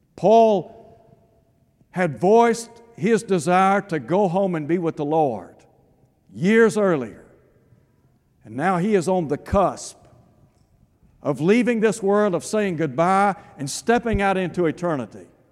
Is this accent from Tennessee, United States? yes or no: yes; East Tennessee, United States; I had the privilege of growing up in East Tennessee